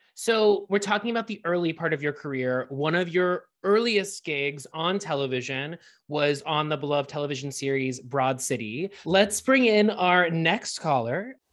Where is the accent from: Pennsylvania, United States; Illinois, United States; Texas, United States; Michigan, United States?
Pennsylvania, United States; Pittsburgh; my hometown of Pittsburgh